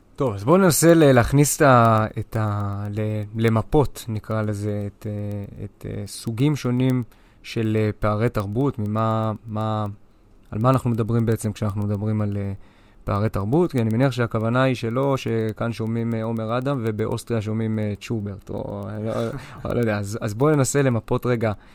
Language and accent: Hebrew; Israel; אנחנו ישראלים